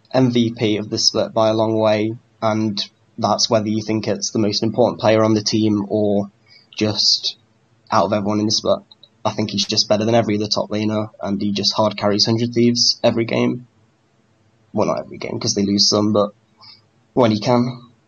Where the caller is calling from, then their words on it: Sheffield, Yorkshire and the Humber, United Kingdom; I'm calling from the UK in Sheffield.